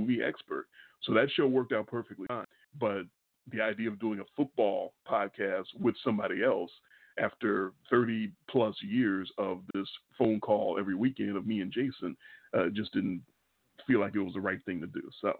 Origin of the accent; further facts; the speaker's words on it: Chicago, Illinois, United States; accent: Chicago; we were growing up in Chicago, Illinois. If you can't tell, we're from Chicago by our Chicago accent